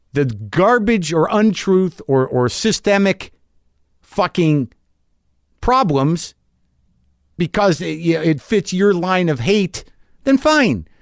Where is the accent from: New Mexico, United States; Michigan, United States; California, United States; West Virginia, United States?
New Mexico, United States; I grew up in New Mexico